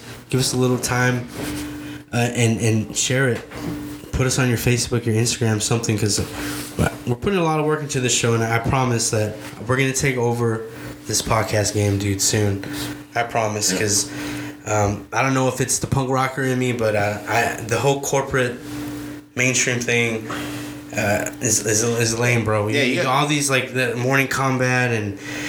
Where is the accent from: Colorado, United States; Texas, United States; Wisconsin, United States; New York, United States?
Texas, United States; San Antonio; I might be biased because he's from my hometown